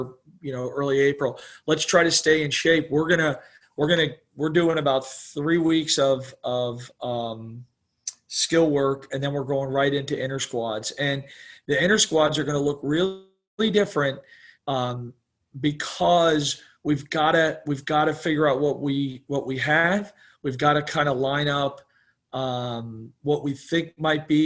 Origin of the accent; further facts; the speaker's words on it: Florida, United States; also born or lived in New York; we moved to Florida from New York right as Disney kind of got going